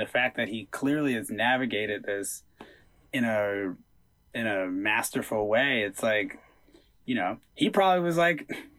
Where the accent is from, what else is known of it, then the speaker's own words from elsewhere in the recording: Atlanta, Georgia, United States; There was always like a, I'm from Atlanta, not Georgia type energy, because it really felt like the two were feuding.